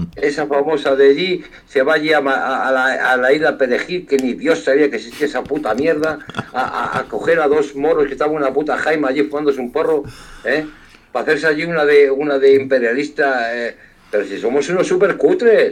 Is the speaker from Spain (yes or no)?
yes; Galicia, Spain; Yo, como gallego